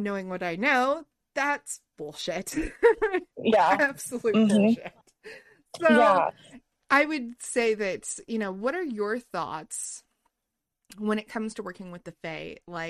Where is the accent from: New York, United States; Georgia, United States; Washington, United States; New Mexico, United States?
New Mexico, United States; now in the South, United States; I grew up in New Mexico